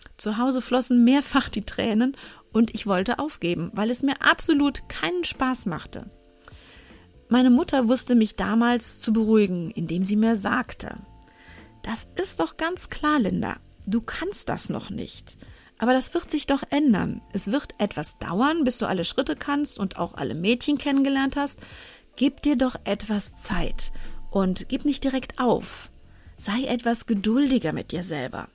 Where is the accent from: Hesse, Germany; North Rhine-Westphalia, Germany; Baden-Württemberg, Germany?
North Rhine-Westphalia, Germany; Cologne; ich bei uns im Vorort in Köln im Sportverein in eine Kindertanzgruppe gehen sollte